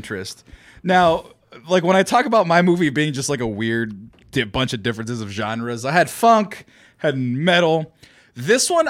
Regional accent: Fresno, California, United States; Fresno, my hometown

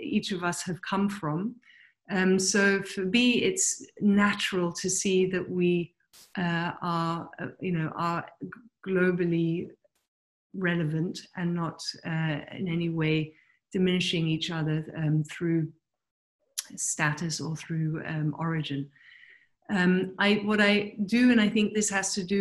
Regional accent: England, United Kingdom; also born or lived in Pakistan / New Delhi / Germany; I was born in Pakistan and then moved to London, or to England rather, at the age of 3.

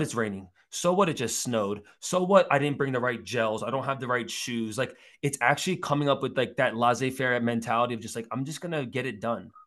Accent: United States; also born or lived in South Korea (ancestry); I grew up in Jersey and, and, and New York as a kid, and my dad still lives in Queens

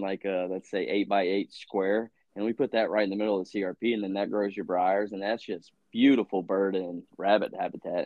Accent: Virginia, United States; I grew up in Virginia hunting

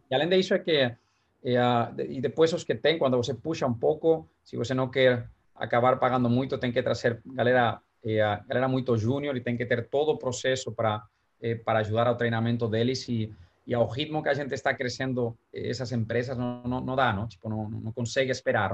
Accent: Valencia, Valencian Community, Spain; Portuguese is a second language; moved away as an adult; also born or lived in New York; now in São Paulo, Brazil; em Valência, que é de onde eu sou

